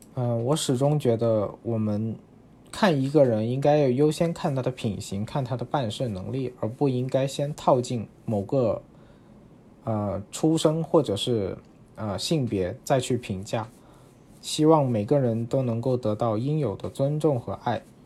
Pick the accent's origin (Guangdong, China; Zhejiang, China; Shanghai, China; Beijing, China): Guangdong, China; Guangzhou; moved away as an adult; now in Japan; 虽然我是广，呃，土生土长的广州人，但是因为我的小学是铁路子弟学校，所以身边绝大多数同学的父母都是来自其他省份的人。呃，那么自然会说粤语的同学，也就只有寥寥几个。所以我从很小开始就是在家里跟父母说粤语，然后在学校跟同学和老师说普通话